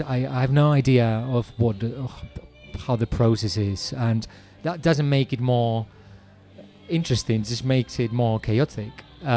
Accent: Spain; moved away; I'm originally Spanish.

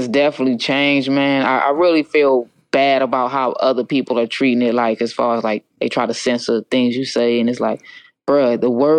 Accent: United States; It's just that I'm Indian and I'm from the, you know, the Navajo tribe, half Navajo.

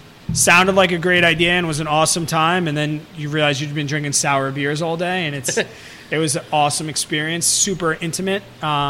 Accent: Long Island, New York, United States; I'm from Long Island

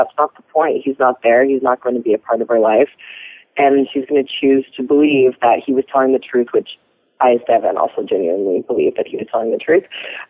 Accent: Midwest, United States; I grew up in the Midwest as well.

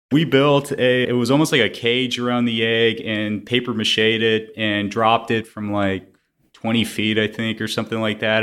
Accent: Houston, Texas, United States; was born and raised in Houston

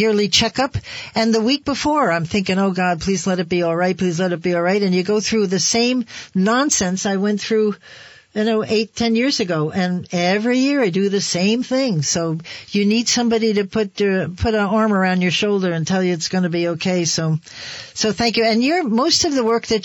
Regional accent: New Jersey, United States; now in Vermont, United States; we come from New Jersey

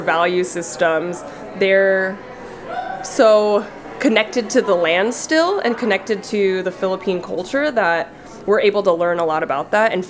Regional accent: United States; being Filipino American, I'm the first American born here in the United States, and my mom came here first, right?

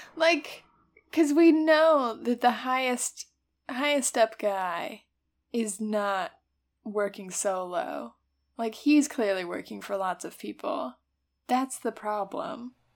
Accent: United States; as an American

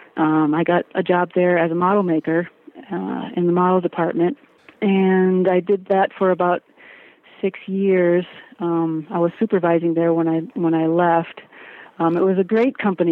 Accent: Chicago, Illinois, United States; I grew up in the Chicago area um, in the 70s

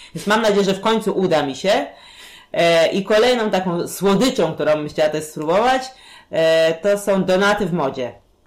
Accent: Warsaw, Masovian Voivodeship, Poland; u nas w Warszawie

